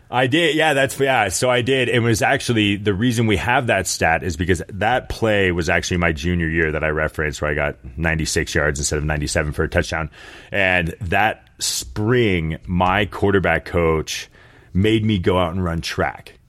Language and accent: English; Sacramento, California, United States; also born or lived in San Jose / San Francisco / Boulder; I was born in San Jose and then kind of bounced around Sacramento and San Francisco a few times.